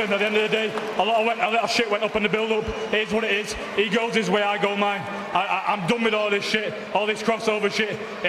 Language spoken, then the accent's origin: English; Manchester, North West England, United Kingdom; also born or lived in Salford; my hometown Manchester.